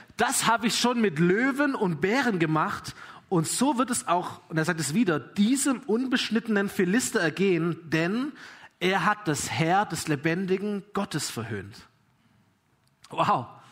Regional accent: Germany; ich bin Deutscher

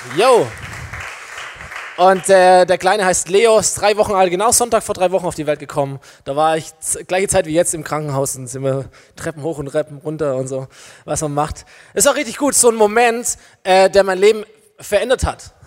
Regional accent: Germany

